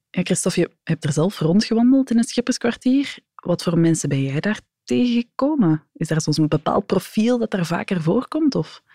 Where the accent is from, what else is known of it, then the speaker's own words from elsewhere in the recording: Antwerp, Flanders, Belgium; Ik als Antwerpenaar kom daar eigenlijk niet zo graag